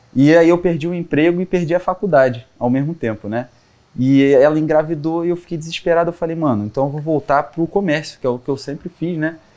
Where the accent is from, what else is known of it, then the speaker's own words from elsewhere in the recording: Ubatuba, São Paulo, Brazil; moved away; eu vim de Ubatuba, é, litoral de São Paulo, e lá, cara, assim, a minha família toda é artesã